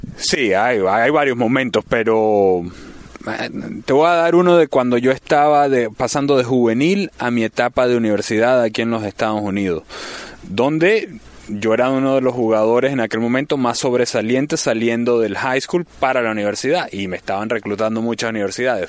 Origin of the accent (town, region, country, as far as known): Venezuela